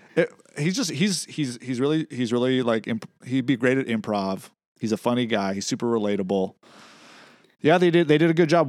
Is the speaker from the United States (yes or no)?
yes; West Coast, United States; I'm from the West Coast.